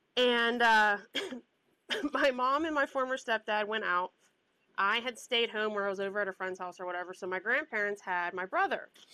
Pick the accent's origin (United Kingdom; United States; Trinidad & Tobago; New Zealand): United States; the South; accent: Southern mixed with Pittsburghese; moved away; also born or lived in Pittsburgh, Pennsylvania; who grew up in the South